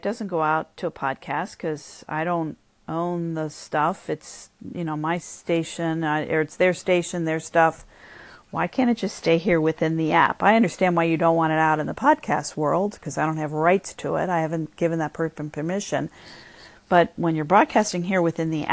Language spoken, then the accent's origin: English; United States; I'm still an American who really only speaks English well